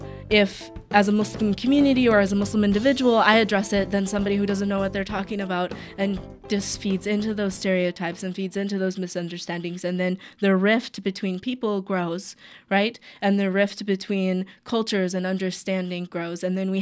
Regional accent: North Carolina, United States; born there; now in Portland, United States; And so I was born in the South in North Carolina and then moved out to Portland about 16, 17 years ago.

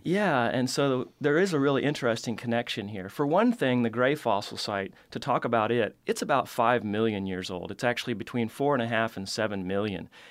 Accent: the Ozarks, Missouri, United States; now in Tennessee, United States; I grew up in Missouri, in the Ozarks, which is a really cave-rich region.

